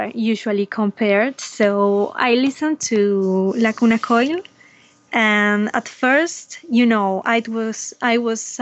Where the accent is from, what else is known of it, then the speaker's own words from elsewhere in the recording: Argentina; I'm from Argentina, a little bit far away from you guys